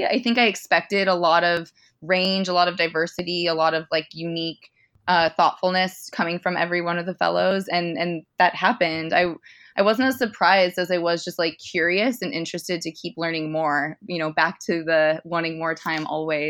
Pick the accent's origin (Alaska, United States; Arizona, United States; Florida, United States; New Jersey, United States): Arizona, United States; now in Los Angeles, United States; I'm from Arizona